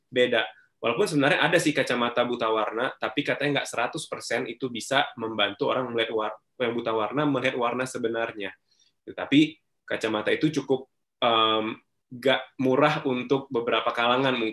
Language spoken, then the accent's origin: Indonesian; Binjai, North Sumatra, Indonesia; also born or lived in Stabat; Kalau waktu kecil, uh, eh, gue di Sumatera Utara, tepatnya di Binjai, small town banget. Jadi ada Medan, ada Binjai gitu. Jadi uh, kota kecil banget di situ. Um, gue lahirnya di Stabat, beda kota lagi, uh, kampung lah gitu, orang Langkat.